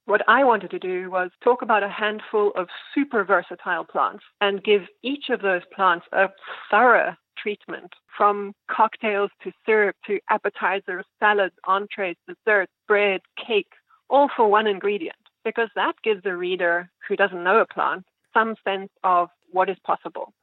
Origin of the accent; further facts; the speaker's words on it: South Africa; now in New York City, United States; where I was growing up in South Africa